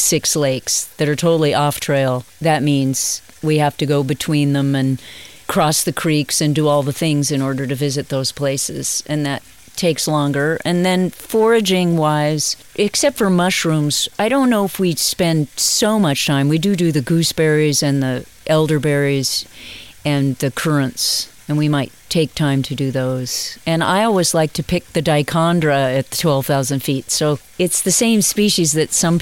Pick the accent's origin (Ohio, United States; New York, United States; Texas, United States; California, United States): California, United States; Buena Park; I grew up in a place called Suburbia Heights in Buena Park, California